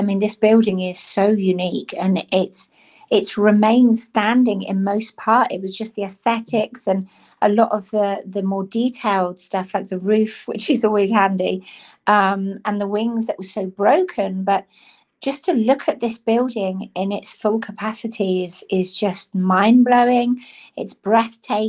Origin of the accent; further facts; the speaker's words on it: Cornwall, South West England, United Kingdom; I was born and brought up in Cornwall, so I am Cornish by birth